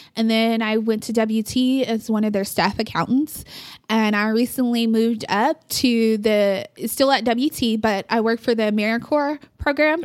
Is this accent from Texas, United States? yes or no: yes; Amarillo, Texas, United States; also born or lived in Oklahoma; my mom and stepdad moved here when I was, I wanna say third grade.